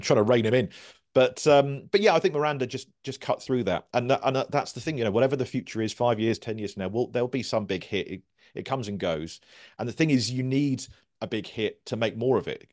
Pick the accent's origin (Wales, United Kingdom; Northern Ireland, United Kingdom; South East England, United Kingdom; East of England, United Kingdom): South East England, United Kingdom; Guildford; also born or lived in Cornwall; I moved up here when I was five, so I'm, I'm kind of more Guildford than, than Cornwall